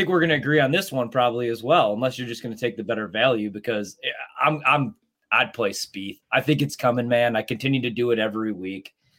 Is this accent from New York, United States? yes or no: no; Illinois, United States; now in Wisconsin, United States; The sad thing is, I was living in Chicago. I'm from Illinois, so I didn't.